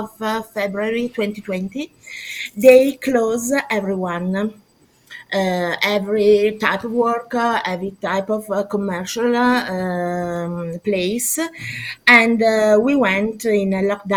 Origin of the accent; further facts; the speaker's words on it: near Milan, Lombardy, Italy; I am from Italy. I'm Italian, born next to Milan, and I live next to Milan.